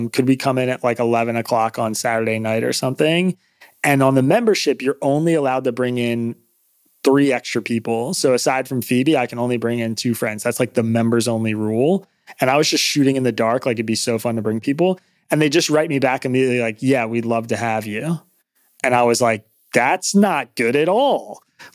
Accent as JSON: {"language": "English", "region": "New York", "country": "United States", "moved": "as an adult", "lives_now": "Philadelphia, United States", "said": "I'm from New York. I'm new to Philly"}